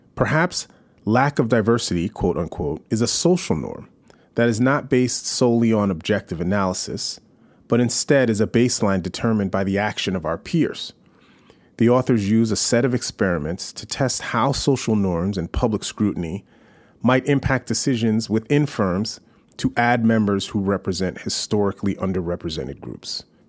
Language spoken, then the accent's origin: English; New York City, New York, United States; I'm a New Yorker